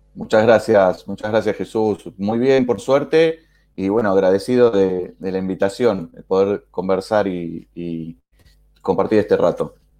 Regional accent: Argentina; como lo dice mi acento también, que es muy fácil, igual que el tuyo, de adivinar, soy de Argentina.

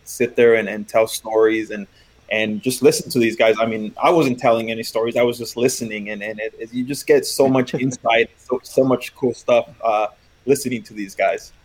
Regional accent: West Coast, United States; I'm from the West Coast

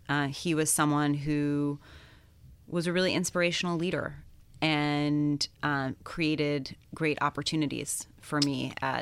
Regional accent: London, United Kingdom; I think it's the fact that I grew up in London from the time I was 12 until I went to college.

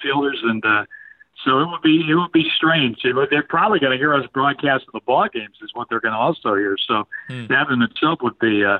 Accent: Northwest Illinois, United States; moved away; I was an only child, and we were big baseball fans. My dad was a big Cardinal fan, and we grew up in Northwest Illinois.

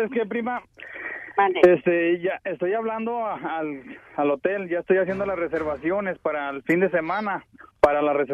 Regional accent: Guadalajara, Jalisco, Mexico; Guadalajara, Jalisco, tú, Piolín, ahí cerquitas del estado Jalisco

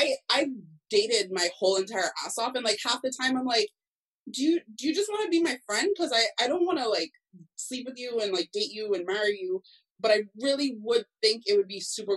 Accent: Cayman Islands; I'm from the Cayman Islands

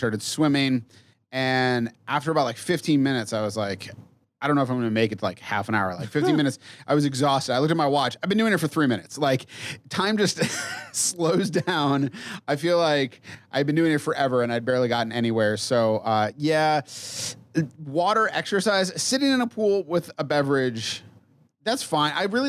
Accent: Mead, Colorado, United States; Mead, yeah.

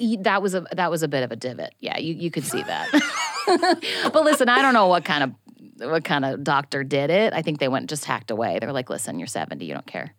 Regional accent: Tigard, Oregon, United States; moved away; I'm from a town called Tigard, which is, like, fifteen minutes outside of Portland

